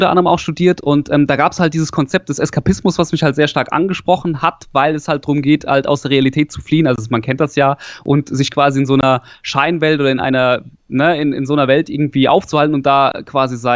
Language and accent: German; Hesse, Germany; Ich komme so aus der Nähe von äh, Darmstadt oder mittlerweile kann man ja sagen, Heppenheim kennt man ja wegen Vettel oder sowas. Das kennt man ja mittlerweile so. Also ich komme Südhessen.